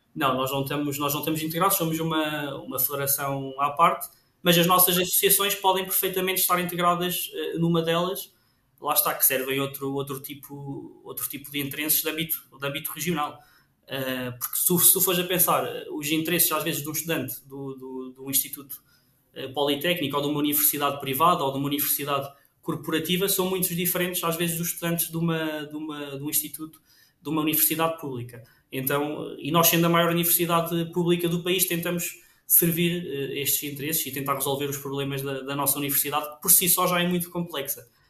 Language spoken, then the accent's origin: Portuguese; Trás-os-Montes, Portugal; moved away as an adult; now in Lisbon, Portugal; eu sou de Trás-os-Montes, eh, eu tive que vir para Lisboa